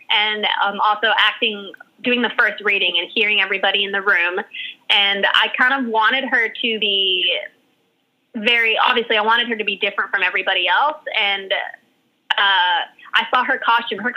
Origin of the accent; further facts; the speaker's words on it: Hawaii, United States; born there; now in New York, United States; … was the name that was given to me when I was born in Hawaii. It's a Hawaiian name, and it means heavenly eyes. And um, my aunt named me that. Um, and yeah, so that when I moved to New York